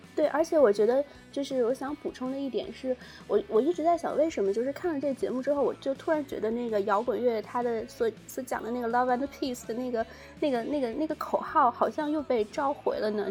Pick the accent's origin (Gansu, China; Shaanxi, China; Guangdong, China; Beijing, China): Shaanxi, China; 我明明是一个陕西人